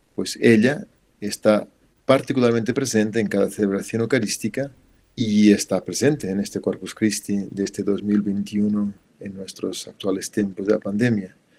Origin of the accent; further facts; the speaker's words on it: Portugal; moved away; también en mi país, en Portugal, se celebra el jueves